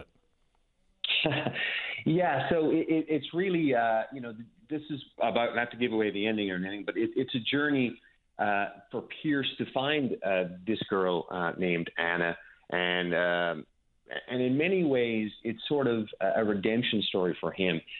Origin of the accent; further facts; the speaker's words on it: Petty Harbour, Newfoundland and Labrador, Canada; a small community like I grew up in Petty Harbor and, and Newfoundland in general